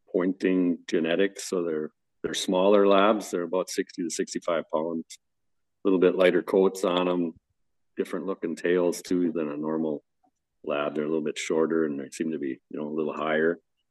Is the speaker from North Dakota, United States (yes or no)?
yes; North Dakota, United States; I grew up in North Dakota and that's what I got started on with waterfowl